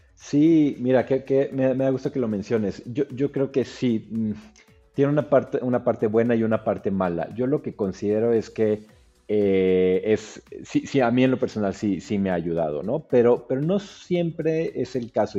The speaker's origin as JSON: {"language": "Spanish", "region": "Mexico City", "country": "Mexico", "moved": "as an adult", "said": "yo soy del DF"}